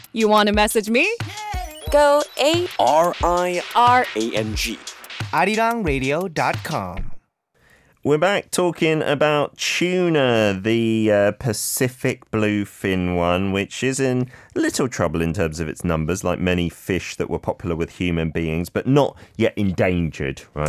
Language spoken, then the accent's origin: English; United Kingdom; now in Korea; as a Brit